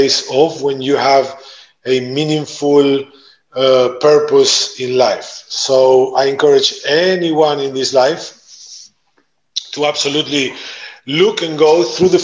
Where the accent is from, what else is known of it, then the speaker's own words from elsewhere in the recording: Argentina; moved away as an adult; also born or lived in Italy; now in Netherlands; I was born and raised in Argentina. My backgrounds, my roots are Italian